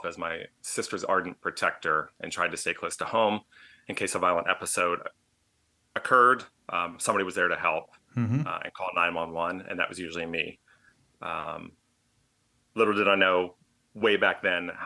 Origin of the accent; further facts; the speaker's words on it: suburbs of Richmond, Virginia, United States; We moved to the suburbs of Richmond, Virginia.